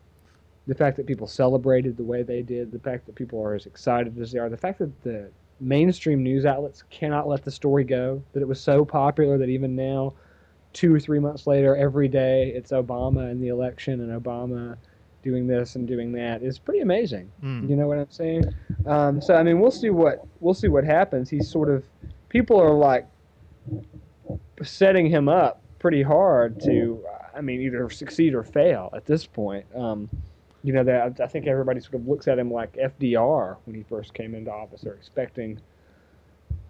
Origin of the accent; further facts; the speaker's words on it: Georgia, United States; my fellow Georgians